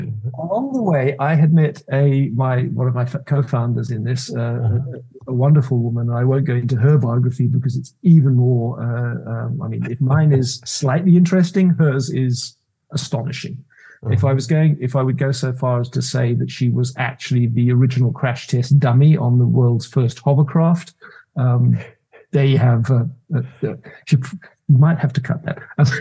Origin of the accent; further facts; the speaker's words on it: Zambia; also born or lived in United Kingdom / Zimbabwe / South Africa; So the long story is, I was born in the UK. I grew up in Zambia in Africa. I went to school in what was Rhodesia. I went to university in Cape Town in South Africa.